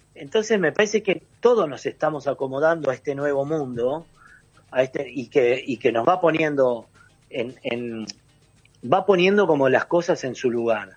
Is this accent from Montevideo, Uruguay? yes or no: no; San José de Mayo, San José, Uruguay; moved away as an adult; also born or lived in Argentina; now in Ciudad de la Costa, Uruguay; yo me fui de San José directo a Telefe a trabajar con Tinelli